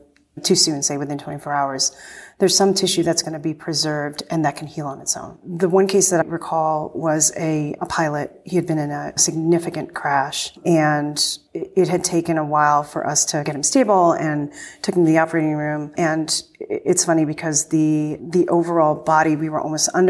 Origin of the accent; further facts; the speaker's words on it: Northeast, United States; I'm from the Northeast